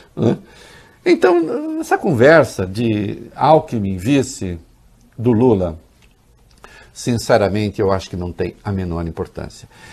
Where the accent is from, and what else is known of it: São Paulo, Brazil